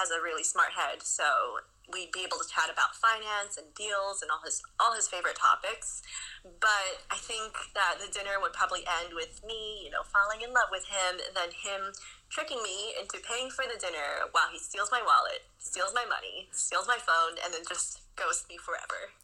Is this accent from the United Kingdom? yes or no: no; China; also born or lived in France; now in New York City, United States; I grew up in China, but it was really a hodgepodge of cultures that I grew up with.